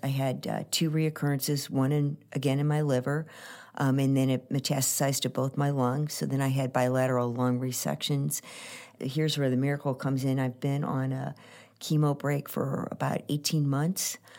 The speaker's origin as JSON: {"language": "English", "town": "St. Louis", "region": "Missouri", "country": "United States", "tie": "born or raised there", "said": "I was born here in Saint Louis, and, uh, my mom and dad were both from Saint Louis"}